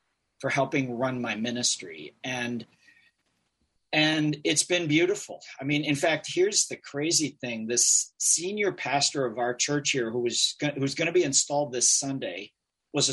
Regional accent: Eden Prairie, Minnesota, United States; moved away as an adult; now in New Jersey, United States; I grew up in Eden Prairie in suburban Minneapolis

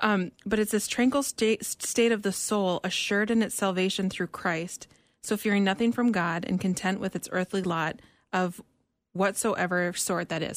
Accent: Minnesota, United States; moved away; we're both from Minnesota

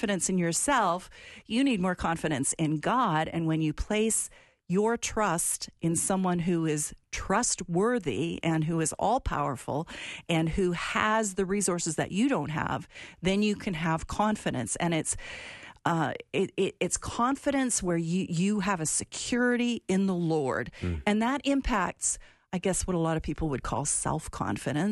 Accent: Alberta, Canada; where I'm from, my province of Alberta

